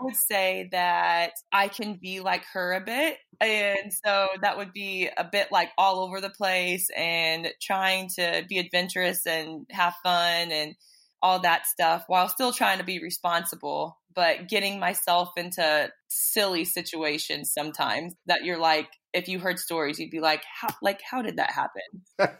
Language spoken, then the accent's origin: English; Illinois, United States; moved away as an adult; also born or lived in Charleston, South Carolina; I'm from Illinois